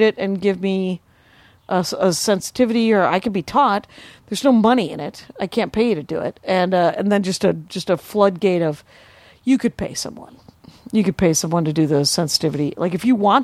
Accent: South Milwaukee, Wisconsin, United States; born or raised there

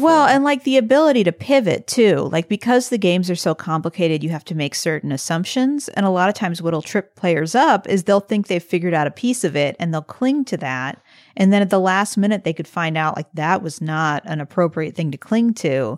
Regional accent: St. Louis, Missouri, United States; moved away; I was from Saint Louis and that I, in fact, grew up five minutes from where he did

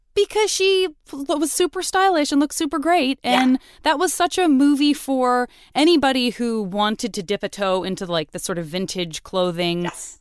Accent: Tucson, Arizona, United States; moved away as an adult; also born or lived in San Francisco; I'm from Tucson, Arizona

